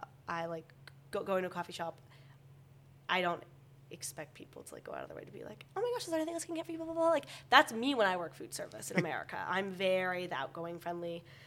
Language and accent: English; United States; now in York, United Kingdom